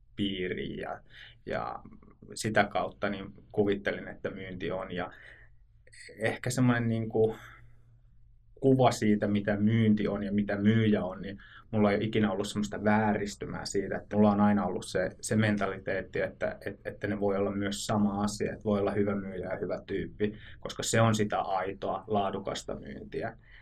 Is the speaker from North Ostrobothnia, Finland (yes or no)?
yes; Oulu, North Ostrobothnia, Finland; moved away as an adult; now in Southern Finland, Finland; Olen alun perin Oulusta kotoisin